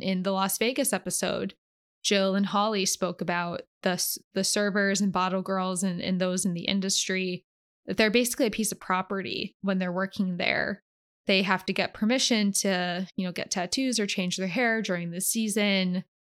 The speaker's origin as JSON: {"language": "English", "country": "Canada", "moved": "yes", "lives_now": "Los Angeles, United States", "said": "I'm a Canadian"}